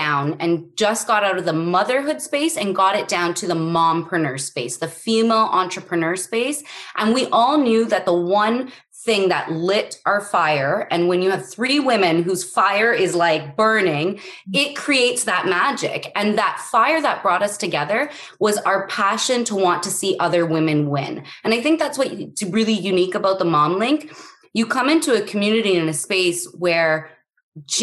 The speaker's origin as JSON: {"language": "English", "country": "Canada", "said": "I'm Canadian."}